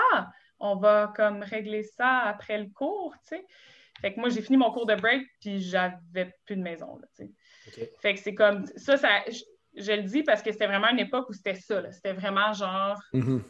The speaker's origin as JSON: {"language": "French", "town": "Gatineau", "region": "Quebec", "country": "Canada", "moved": "as an adult", "lives_now": "Montreal, Canada", "said": "je viens de Gatineau. Je viens d'un studio de ballet"}